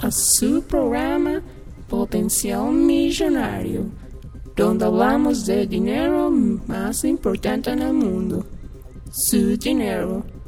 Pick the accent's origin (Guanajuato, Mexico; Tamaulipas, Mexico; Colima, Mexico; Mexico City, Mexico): Mexico City, Mexico